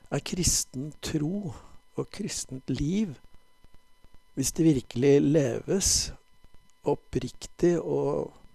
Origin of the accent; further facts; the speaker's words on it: Bærum, Akershus, Norway; Jeg vokste opp i Bærum utenfor Oslo